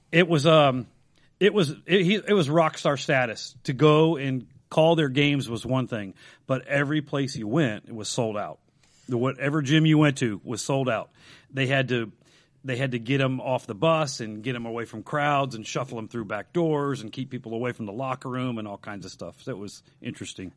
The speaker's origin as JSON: {"language": "English", "town": "Dayton", "region": "Ohio", "country": "United States", "tie": "born or raised there", "said": "grew up in East Dayton, two blocks away from the Blonde Bomber, Al Berkey"}